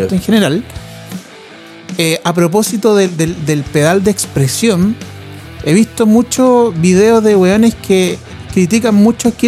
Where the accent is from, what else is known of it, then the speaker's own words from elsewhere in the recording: Chile; Y, lo miramos y dije sí, yo también soy chileno.